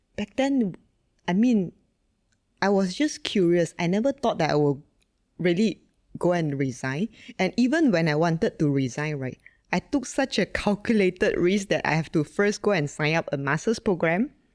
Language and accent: English; Sungai Petani, Kedah, Malaysia; born and raised in Malaysia, uh, in fact, in a really small town called Sungai Petani